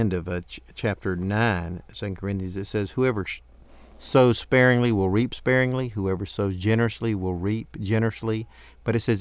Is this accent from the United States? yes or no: yes; United States; also born or lived in Africa; I am an American